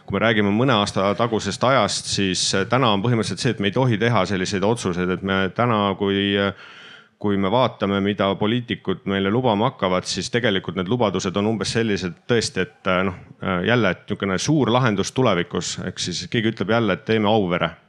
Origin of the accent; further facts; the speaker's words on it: Estonia; me oleme riik, me oleme rahvas, me oleme eestlased, me oleme Eesti kodanikud siin territooriumil